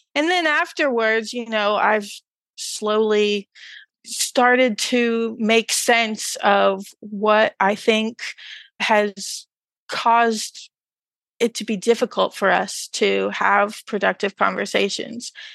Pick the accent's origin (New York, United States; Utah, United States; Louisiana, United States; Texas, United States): Texas, United States; rural; moved away; rural Texas, no less